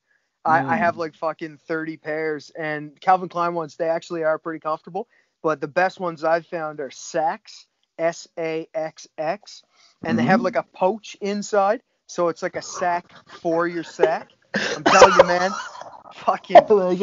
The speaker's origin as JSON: {"language": "English", "area": "Cape Breton Island", "region": "Nova Scotia", "country": "Canada", "said": "I'm from Cape Breton Island in Canada. It's on the east coast of Canada"}